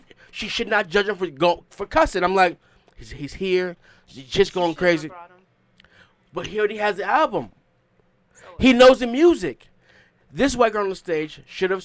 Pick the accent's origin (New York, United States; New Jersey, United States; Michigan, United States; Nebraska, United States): New York, United States; New York City; I'm from Queens. We raised differently.